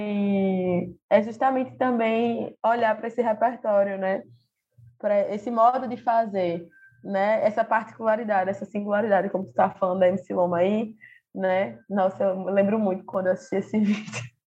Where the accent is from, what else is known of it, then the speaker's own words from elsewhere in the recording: Recife, Pernambuco, Brazil; Eu sou aqui de Recife